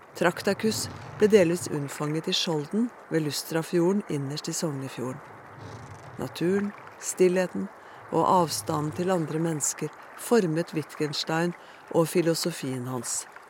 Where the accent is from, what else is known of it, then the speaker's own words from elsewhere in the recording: Norway; Som nordmann er jeg vant til å kunne se på himmelen nattestid